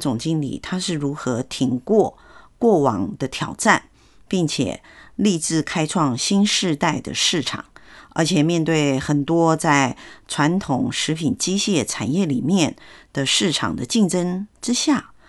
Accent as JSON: {"language": "Chinese", "country": "Taiwan", "said": "尤其是台湾人、国际人士都说我们台湾人很温和嘛，"}